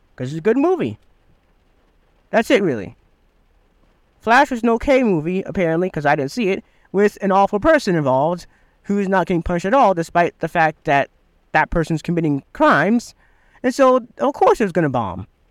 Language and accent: English; Michigan, United States; I'm from Michigan